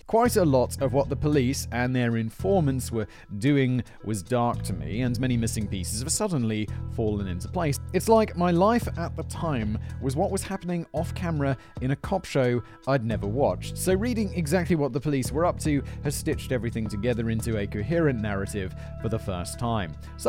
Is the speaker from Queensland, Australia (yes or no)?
no; Manly, New South Wales, Australia; I grew up in Manly, in the neighbourhood in question, and personally knew or know many of the main players.